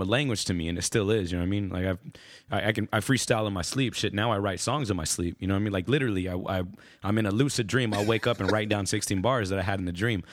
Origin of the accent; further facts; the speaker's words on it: Austin, Texas, United States; I was born and raised in Austin, Texas.